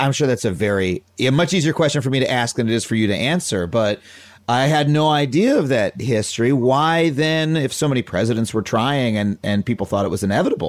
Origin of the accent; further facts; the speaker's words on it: United States; I grew up in America, you know, being told, or in the United States